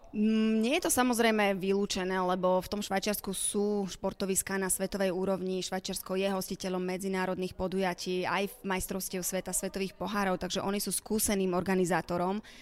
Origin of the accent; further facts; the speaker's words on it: Slovakia; som teda Slovenka